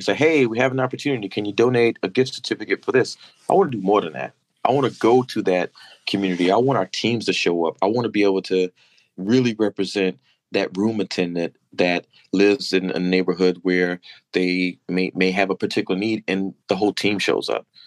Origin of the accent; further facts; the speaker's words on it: Madison, North Carolina, United States; now in Baltimore, United States; from Madison on Instagram uh, with a tribute to my hometown, that small dirt road in North Carolina